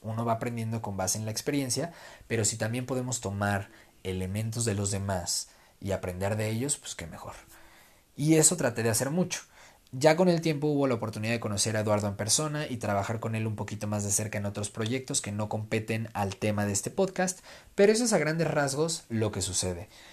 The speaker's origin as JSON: {"language": "Spanish", "country": "Mexico", "said": "para los que somos mexicanos"}